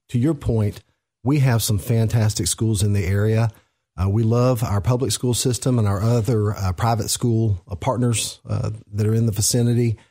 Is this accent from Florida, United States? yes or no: yes; Central Florida, United States; also born or lived in West Tennessee; now in Clarksville, Tennessee, United States; grew up in Central Florida